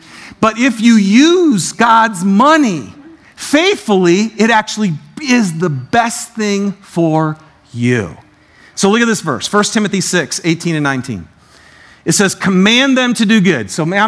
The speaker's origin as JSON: {"language": "English", "town": "Detroit", "region": "Michigan", "country": "United States", "said": "I'm from Detroit, so this is very sensitive to buy."}